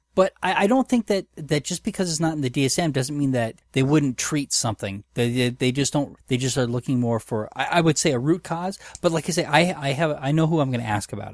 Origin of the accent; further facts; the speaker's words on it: United States; I'm American